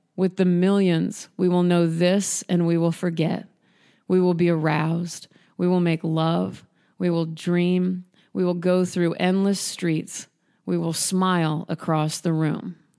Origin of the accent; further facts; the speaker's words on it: Nebraska, United States; moved away as an adult; also born or lived in Chicago; I'm from Nebraska and I didn't grow up around many artists